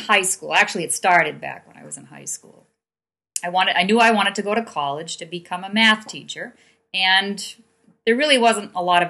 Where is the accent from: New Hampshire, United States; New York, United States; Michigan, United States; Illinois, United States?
New Hampshire, United States; Manchester; I grew up in Manchester